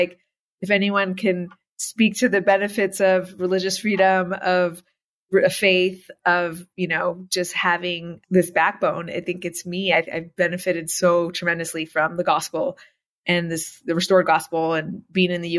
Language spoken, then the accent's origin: English; New York, United States; also born or lived in Iran / Malawi; now in Utah, United States; I grew up mostly in New York.